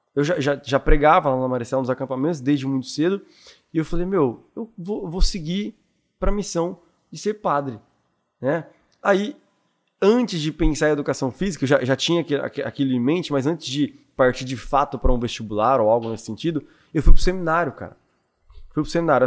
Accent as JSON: {"language": "Portuguese", "country": "Brazil", "tie": "born or raised there", "said": "eu fui criado no Jardim Iguaçu, que é ali, Jardim Iguaçu o pessoal não conhece muito, mas é perto de Inocop São eu Lucas"}